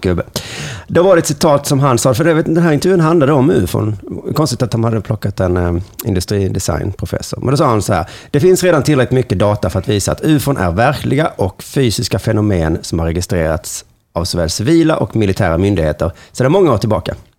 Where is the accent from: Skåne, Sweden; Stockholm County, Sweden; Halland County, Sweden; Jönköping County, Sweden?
Skåne, Sweden; Lund; Och nu är jag född i Lund